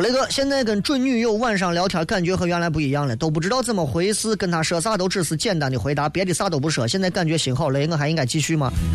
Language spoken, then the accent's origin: Chinese; Shaanxi, China; 我们陕西人一说草草的啊。